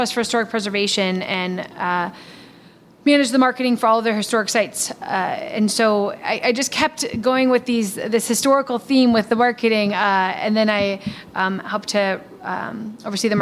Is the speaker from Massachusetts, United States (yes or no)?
no; Milwaukee, Wisconsin, United States; also born or lived in Michigan / Washington, D.C.; born and raised in Milwaukee